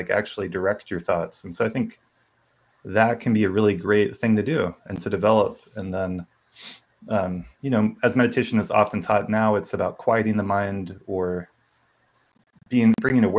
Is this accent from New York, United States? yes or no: no; North Carolina, United States; moved away as an adult; now in Boulder, United States; I grew up in North Carolina